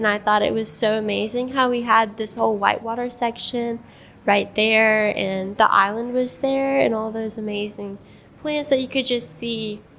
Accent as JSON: {"language": "English", "town": "Columbus", "region": "Georgia", "country": "United States", "tie": "born or raised there", "said": "I grew up not super close to the river. I grew up coming downtown every couple of days"}